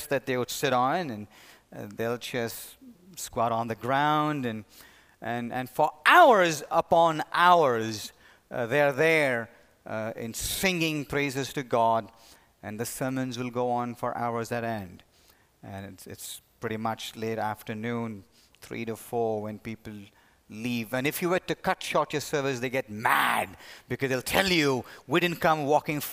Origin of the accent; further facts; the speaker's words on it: India; moved away as an adult; now in United States; the church in which I grew up in India